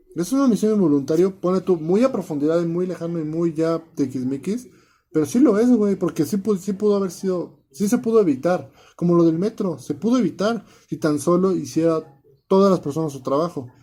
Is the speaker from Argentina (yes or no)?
no; Mexico